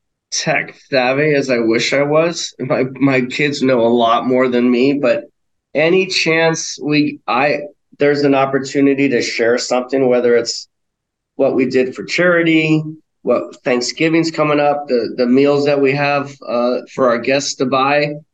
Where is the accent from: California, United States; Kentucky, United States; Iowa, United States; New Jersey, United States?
California, United States; North County; also born or lived in Hawaii / Maui; now in Denver, United States; I grew up in North County, so my parents still have a house in Escondido.